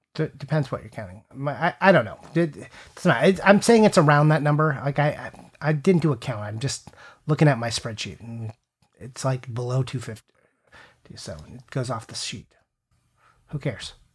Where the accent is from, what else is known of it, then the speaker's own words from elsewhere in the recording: United States; I am super American